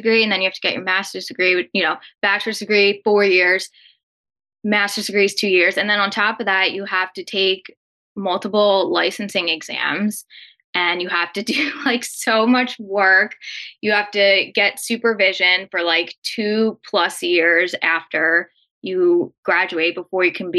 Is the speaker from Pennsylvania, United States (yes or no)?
yes; Philadelphia, Pennsylvania, United States; I grew up in Philly